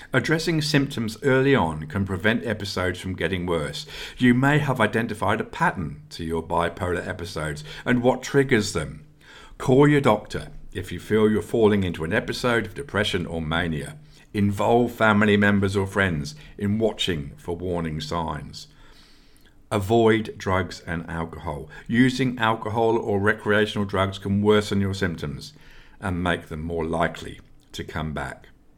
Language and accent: English; England, United Kingdom; who I also had the privilege of watching live, this time when growing up in England.